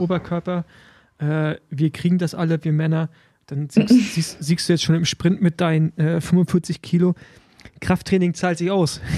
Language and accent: German; Rostock, Mecklenburg-Vorpommern, Germany; in meiner Heimat Rostock